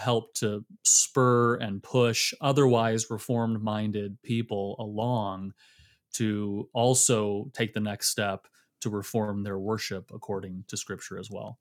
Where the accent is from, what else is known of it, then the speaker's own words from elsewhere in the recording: Michigan, United States; also born or lived in Illinois / South Carolina / Fort Worth, Texas; now in Georgia, United States; born and raised in Michigan